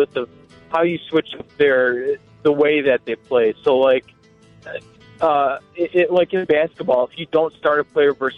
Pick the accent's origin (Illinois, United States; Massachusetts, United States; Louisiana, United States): Illinois, United States; Chicago suburbs; I grew up in the suburbs